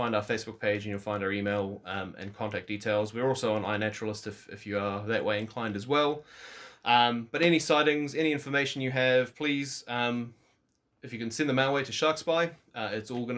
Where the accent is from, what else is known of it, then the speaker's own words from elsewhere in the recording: Walvis Bay, Erongo, Namibia; now in New Zealand; I was born in Wolfersbaai, Namibia.